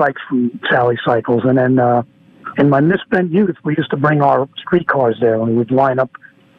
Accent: Brentwood, New York, United States; moved away; Well, I'm originally from Brentwood.

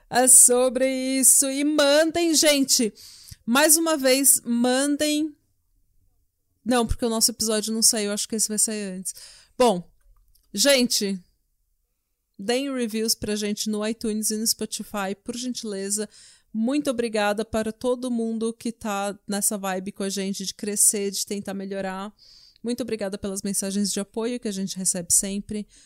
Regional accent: Brazil; moved away; somos brasileiros

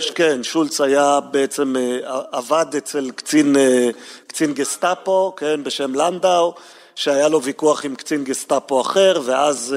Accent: Jerusalem, Jerusalem District, Israel; גם אני גדלתי בה

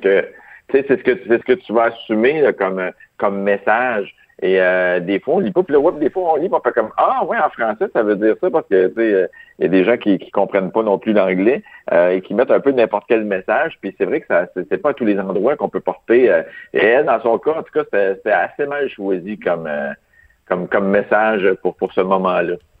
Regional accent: Quebec, Canada; moi, je suis italien, québécois

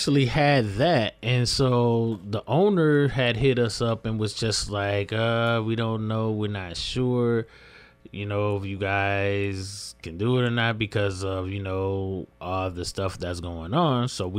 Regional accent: Lansing, Michigan, United States; And basically, like, my background, born and raised here, Lansing, Michigan. Live over there. I grew up over there on No Net. That's right off of Wise Road.

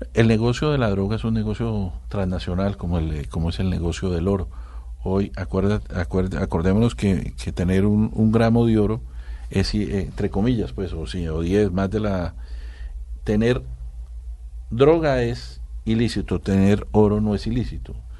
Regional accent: Colombia; Somos más bien los, los colombianos

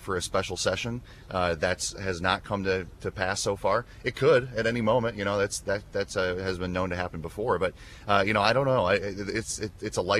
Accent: Dixon, Illinois, United States; I was born and raised in Dixon, and that's where I still live today

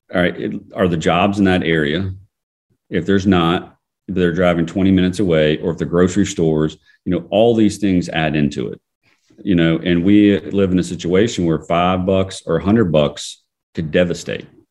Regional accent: Fayette County, Georgia, United States; growing up in, in Fayette County, Georgia

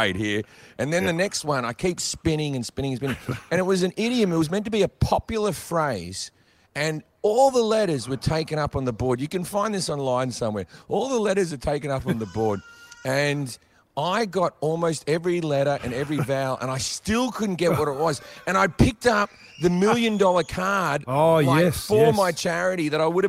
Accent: Australia; now in Los Angeles, United States; Australians, we're the biggest gamblers on earth

